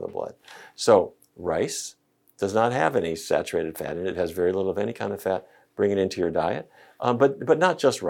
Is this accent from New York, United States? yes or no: no; North Dakota, United States; I grew up in North Dakota.